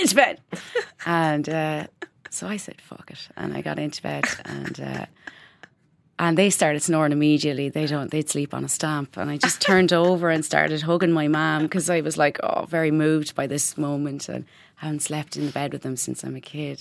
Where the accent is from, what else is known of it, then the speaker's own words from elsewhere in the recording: Ireland; moved away as an adult; now in Berlin, Germany; growing up in Catholic Ireland